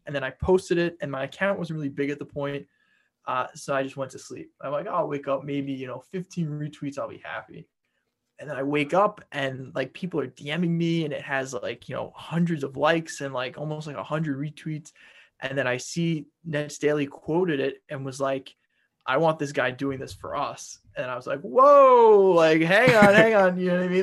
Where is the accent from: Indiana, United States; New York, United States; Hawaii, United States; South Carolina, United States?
New York, United States; Long Island; So I grew up on Long Island